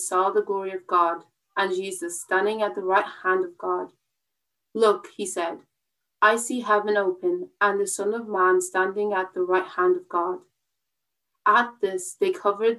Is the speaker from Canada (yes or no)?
no; Wexford, Leinster, Ireland; I'm from Wexford